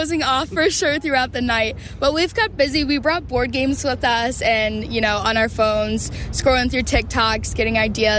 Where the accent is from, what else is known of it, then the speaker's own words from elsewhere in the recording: West Chester, Ohio, United States; also born or lived in Cincinnati, Ohio; now in St. Louis, United States; I'm from Westchester, Ohio.